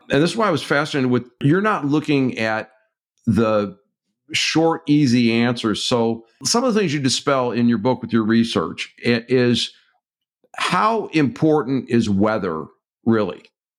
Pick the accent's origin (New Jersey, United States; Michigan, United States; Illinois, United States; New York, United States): Michigan, United States; Detroit; my hometown of Detroit, Michigan